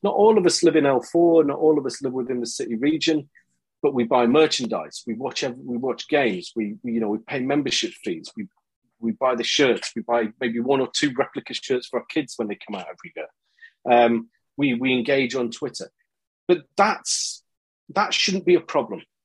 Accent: Scotland, United Kingdom; moved away as an adult; also born or lived in China; I grew up in Scotland and family from Liverpool

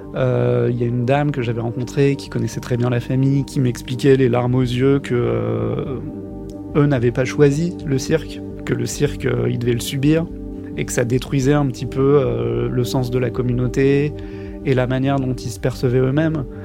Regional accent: France; en tant que Français, j'étais le seul étranger qui était là pour le procès

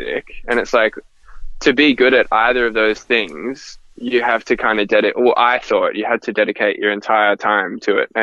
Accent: Gold Coast, Queensland, Australia; I grew up in the Gold Coast

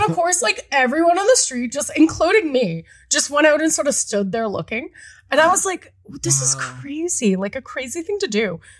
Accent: Toronto, Ontario, Canada; I'm from Scarborough. And to preface, I'm from Scarborough.

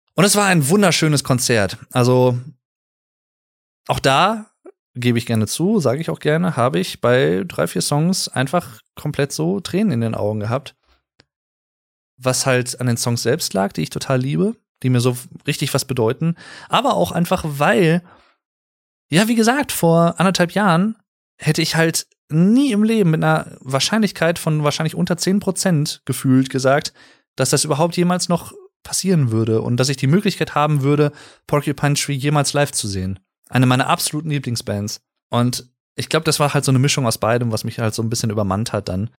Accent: Germany; hier in Deutschland als Deutscher

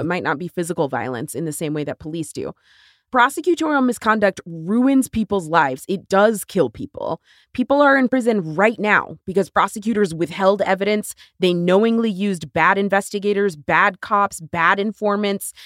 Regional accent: Texas, United States; my home state of Texas

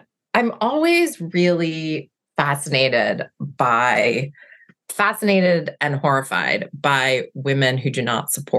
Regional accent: Massachusetts, United States; now in Seattle, United States; I'm originally from Massachusetts

